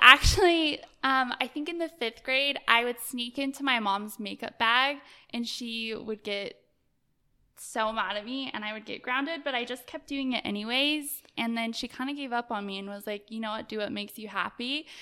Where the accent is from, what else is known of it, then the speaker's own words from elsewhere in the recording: Salt Lake City, Utah, United States; I grew up in Salt Lake, and, um, I came from, I would say, like, a lower class family